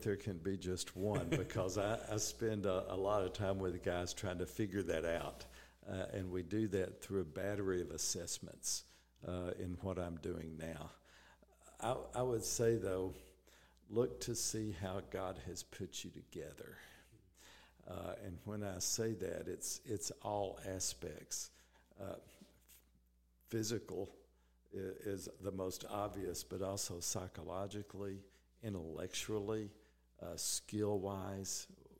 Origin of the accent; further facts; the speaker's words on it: Southern United States, United States; But being a Southerner, I wanted to come back where it was warm, and that's how we got to Reisland Foods.